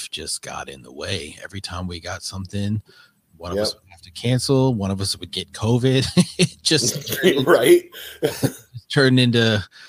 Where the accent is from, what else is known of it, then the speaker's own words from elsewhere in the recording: South Dakota, United States; moved away; I grew up in South Dakota